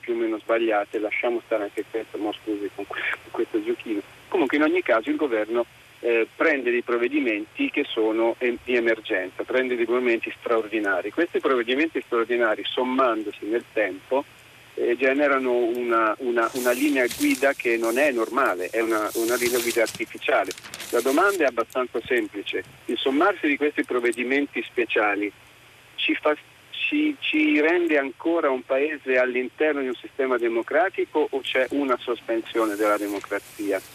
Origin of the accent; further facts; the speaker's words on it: Città di Castello, Umbria, Italy; also born or lived in Rome; telefono adesso a Roma, ma eh, sono di Città di Castello in Umbria.